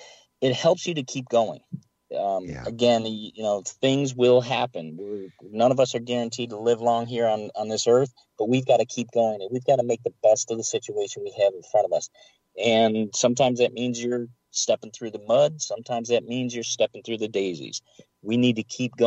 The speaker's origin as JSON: {"language": "English", "region": "Michigan", "country": "United States", "tie": "born or raised there", "said": "I grew up in Michigan"}